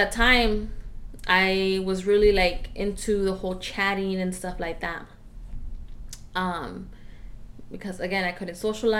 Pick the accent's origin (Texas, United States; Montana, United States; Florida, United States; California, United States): California, United States; Orange County; also born or lived in Riverside, California; we moved from Orange County to Riverside